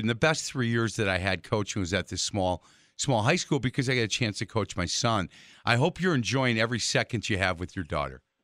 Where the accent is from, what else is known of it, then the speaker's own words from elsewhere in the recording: Milwaukee, Wisconsin, United States; I've lived in the city of Milwaukee pretty much my entire life.